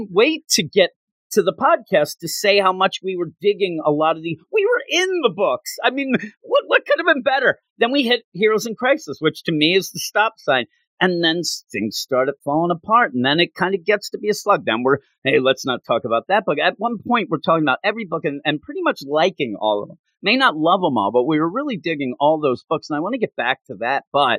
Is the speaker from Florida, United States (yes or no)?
no; Philadelphia, Pennsylvania, United States; me and you team up because, you know, we're from Philadelphia.